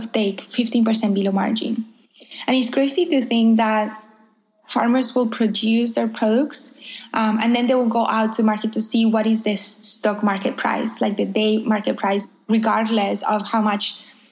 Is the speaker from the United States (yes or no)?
no; Coffee Belt, Colombia; moved away; I was born and raised in a coffee farm in Colombia